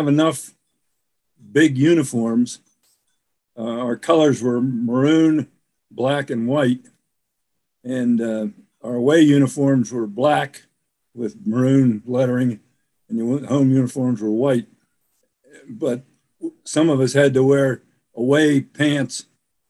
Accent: Altoona, Pennsylvania, United States; now in Virginia, United States; I grew up in Altoona, Pennsylvania, and a big railroad town at the time

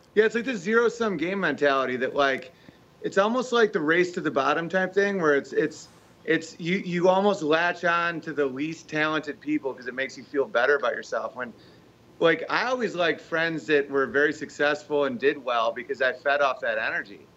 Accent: United States; being American

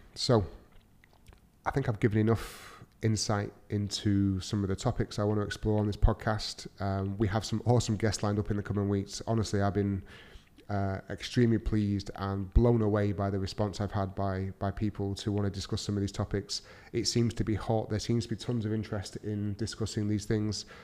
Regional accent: Manchester, North West England, United Kingdom; moved away as an adult; now in Dubai, United Arab Emirates; I'm from Manchester in the U K. Uh, I'm currently living in Dubai with my amazing family

